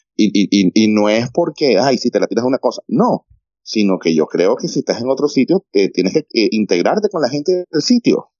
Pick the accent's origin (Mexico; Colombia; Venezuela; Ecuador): Venezuela; moved away; also born or lived in Madrid, Spain; la nacionalidad venezolana